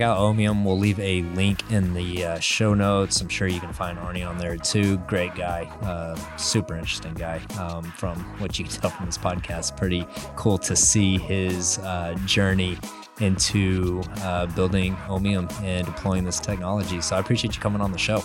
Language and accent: English; West Texas, United States; I grew up in West Texas, and It is flat desert.